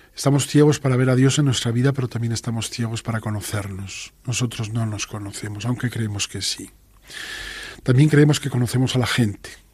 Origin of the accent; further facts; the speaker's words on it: Asturias, Spain; Yo vengo de Asturias